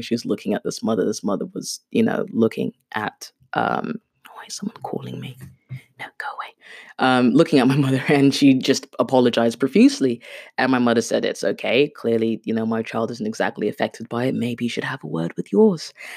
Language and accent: English; United Kingdom; first language Swahili; English is a second language; also born or lived in Kenya / Brighton; my parents took me to the U K when I was around six years old